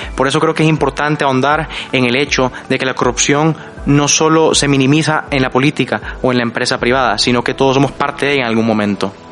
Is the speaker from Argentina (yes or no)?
no; El Salvador; también del Salvador